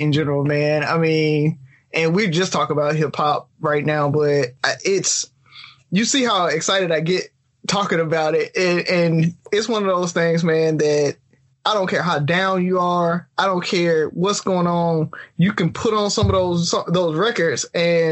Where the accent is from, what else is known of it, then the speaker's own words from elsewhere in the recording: the South, United States; we grew up in the South.